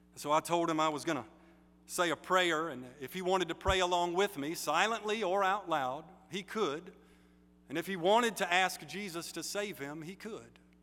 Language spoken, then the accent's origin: English; United States; I'm American, but especially because I'm Baptist